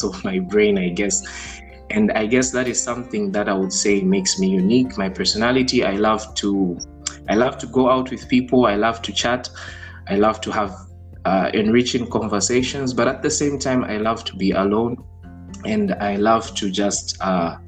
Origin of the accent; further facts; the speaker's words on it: Lusaka, Lusaka Province, Zambia; moved away as an adult; also born or lived in Chipata, Zambia / Mansa, Zambia; now in Padua, Italy; I was born in Zambia. I was born in Chipata specifically, but then I grew up in Lusaka